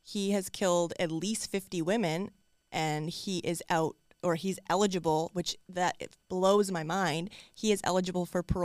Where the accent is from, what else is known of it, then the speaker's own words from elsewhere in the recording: Canada; as a daughter, as like a Canadian especially, this one, like I was astonished the fact that I hadn't heard about this case.